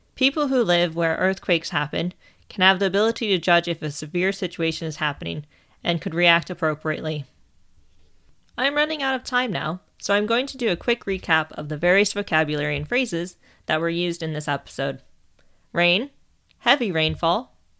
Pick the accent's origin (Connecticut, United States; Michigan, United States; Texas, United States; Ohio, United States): Ohio, United States; As I am from Ohio, I am trained in how to react when there is a tornado